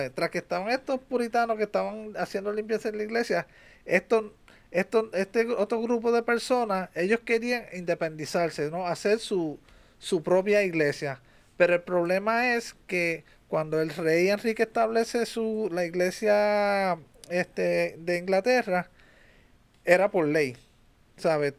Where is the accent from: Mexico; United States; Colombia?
United States; Que tú y yo somos nacidos en Estados Unidos